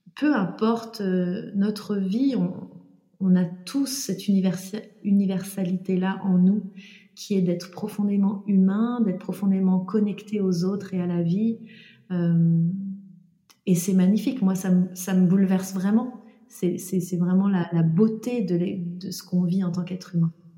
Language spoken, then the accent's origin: French; Jura, eastern France, Bourgogne-Franche-Comté, France; je suis née donc dans le Jura, dans l'est de la France, dans une petite ville, euh, dans un environnement euh, euh voilà plutôt rural